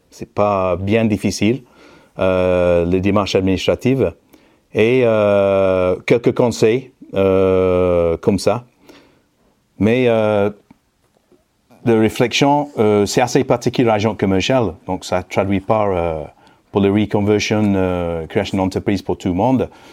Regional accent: Manchester, North West England, United Kingdom; French is a second language; moved away as an adult; now in France; anglais d'origine, né à Manchester dans la banlieue sud dans les années 60.

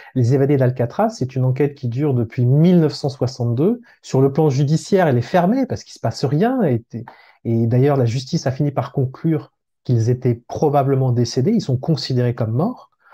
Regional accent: France; accent: French; je suis français

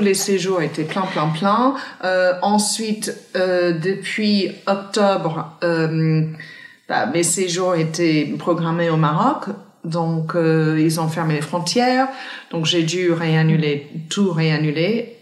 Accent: countryside near Cork, Munster, Ireland; French is a second language; moved away as an adult; now in Paris, France; je viens d'une ville dans le sud-ouest euh, d'Irlande qui s'appelle Cork. Enfin, je viens même pas de Cork, je viens de la, campagne profonde, à 25 minutes de Cork

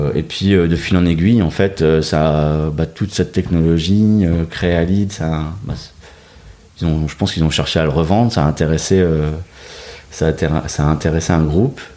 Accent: Dunkirk, Hauts-de-France, France; moved away as an adult; also born or lived in Lille metropolitan area; Je suis originaire de Dunkerque. Euh, donc un peu carnavaleux dans l'âme, et puis grandi au bord de la mer.

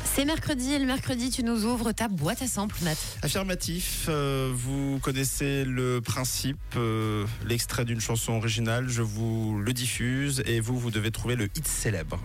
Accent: Switzerland; chez nous, en Suisse

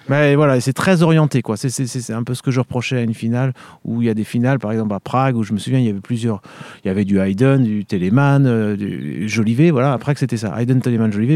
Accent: Vendée, Pays de la Loire, France; moved away as an adult; also born or lived in Paris / Munich / Seoul; je suis originaire de Vendée

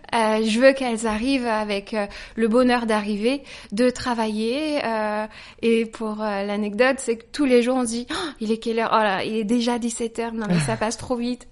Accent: Saumur, Pays de la Loire, France; moved away as an adult; now in Paris, France; Je viens de Saumur, voilà, j'ai grandi à Saumur

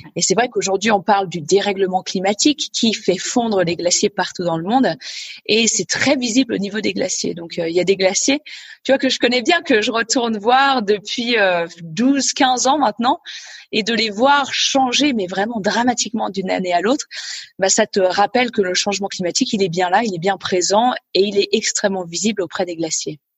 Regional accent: Gruffy, Auvergne-Rhône-Alpes, France; moved away; also born or lived in Annecy / Svalbard; Je suis née à Annecy en Haute-Savoie et j'ai grandi dans un petit village pas très loin d'Annecy qui s'appelle Gruffy

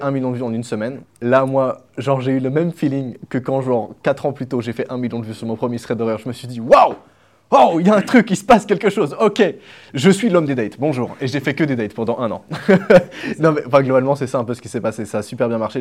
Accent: Switzerland; je suis suisse en plus, donc euh, je suis entouré de vaches

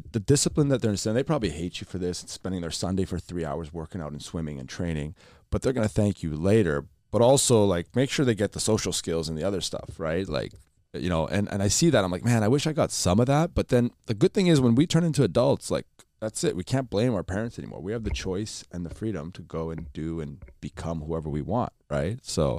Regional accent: Lebanon; born there; We grew up a little bit. Like I was born in Lebanon. I'm half Palestinian, half Pakistani. So we were born during the war, civil war.

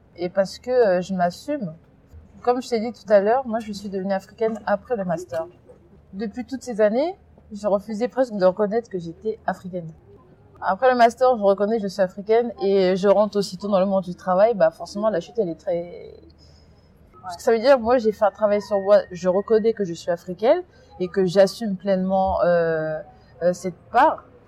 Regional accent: France; also born or lived in Congo; j'ai vécu là-bas jusqu'à 7 ans, mais j'ai passé toute ma scolarité ici, toute ma vie elle est ici

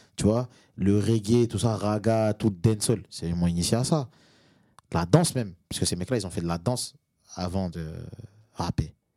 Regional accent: Valence, Auvergne-Rhône-Alpes, France; also born or lived in Moroni, Comoros; Même si je suis né à Valence, ah que j'ai grandi à Valence, j'habite à Valence, j'ai aussi habité à, à, Moroni.

